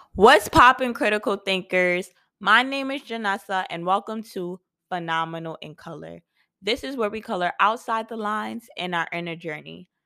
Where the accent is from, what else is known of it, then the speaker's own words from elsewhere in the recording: New York City, New York, United States; I was born and raised in Brooklyn, New York